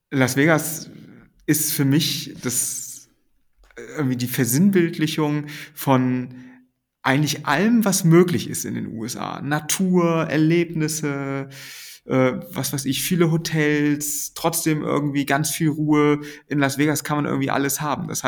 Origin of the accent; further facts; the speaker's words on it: Schleswig-Holstein, Germany; Ich komme ja eigentlich aus der Nähe von Kiel und Kiel war immer so die, die große Stadt in der Nähe.